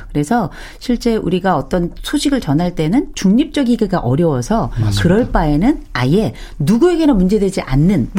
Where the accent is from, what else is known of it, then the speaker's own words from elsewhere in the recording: Gangwon, South Korea; 강원도 출신